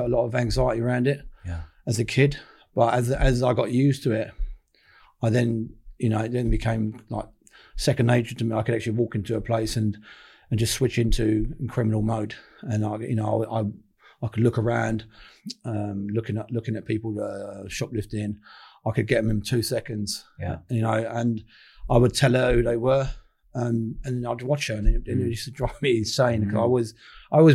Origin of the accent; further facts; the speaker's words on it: London, United Kingdom; I grew up in Camden Town